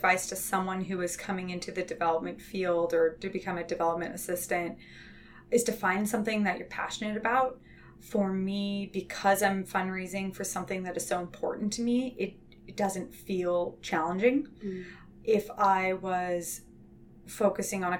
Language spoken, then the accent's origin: English; inland Southern California, United States; now in Santa Cruz, United States; I grew up inland in Southern California.